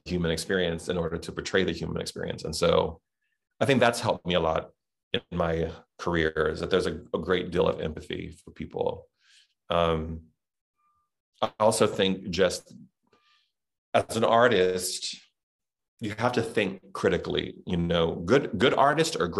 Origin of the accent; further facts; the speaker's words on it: the South, United States; accent: Southern; That was my Southern accent